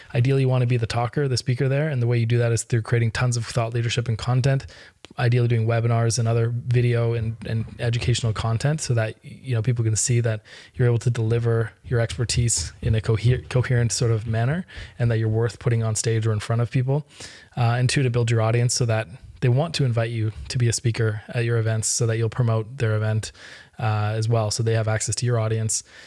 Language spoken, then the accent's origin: English; Canada; I'm Canadian.